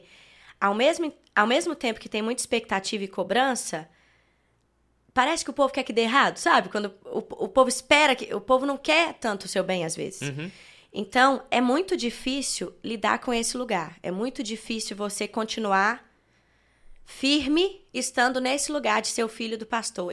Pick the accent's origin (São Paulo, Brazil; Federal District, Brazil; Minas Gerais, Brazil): Minas Gerais, Brazil; Belo Horizonte; also born or lived in Brasília; quando eu tinha uns dois aninhos de idade, eles já vieram para Belo Horizonte de novo